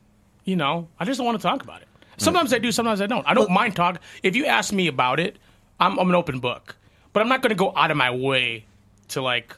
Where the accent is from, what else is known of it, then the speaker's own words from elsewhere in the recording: Philippines; Well, I'm Filipino.